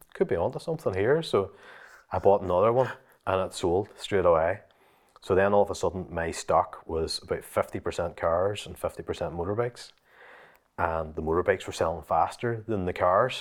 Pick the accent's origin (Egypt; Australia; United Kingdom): United Kingdom; Limavady, Northern Ireland; my own wee car lot in the town where, that I'm actually from, Lamavady